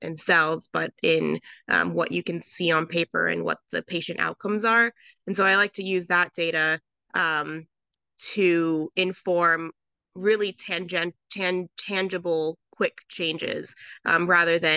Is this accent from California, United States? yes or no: yes; Southern California, United States; moved away as an adult; also born or lived in Philadelphia; I grew up in Southern California in a very like white and conservative area